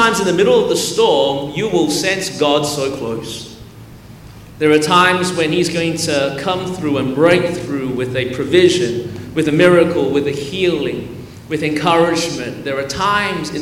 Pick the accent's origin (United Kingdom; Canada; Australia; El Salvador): Australia; Melbourne, Victoria; born or raised there; now in Anderson, United States